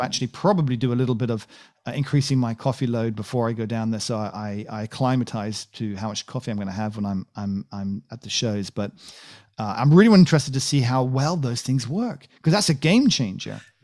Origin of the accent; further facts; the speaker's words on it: United Kingdom; I'm British